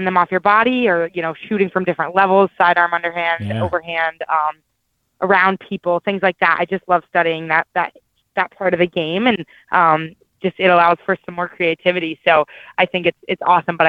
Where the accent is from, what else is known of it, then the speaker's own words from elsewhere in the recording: Dallas, Texas, United States; moved away; I grew up in Dallas